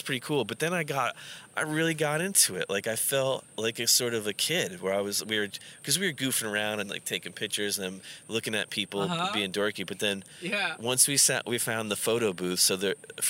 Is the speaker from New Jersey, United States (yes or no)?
yes; Hackettstown, New Jersey, United States; moved away; I grew up in New Jersey in a town called Hackettstown. That's where I went to high school